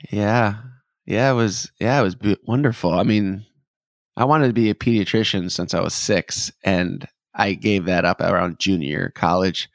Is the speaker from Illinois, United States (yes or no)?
no; Detroit, Michigan, United States; now in Nashville, United States; growing up in Detroit